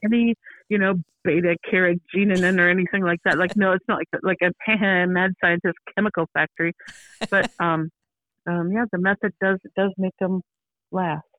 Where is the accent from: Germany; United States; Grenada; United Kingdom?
United States; Minnesota; also born or lived in Beaverton, Oregon; now in Oregon, United States; I'm from Minnesota